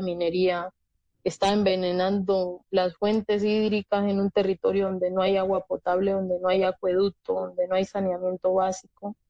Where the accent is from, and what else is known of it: Colombia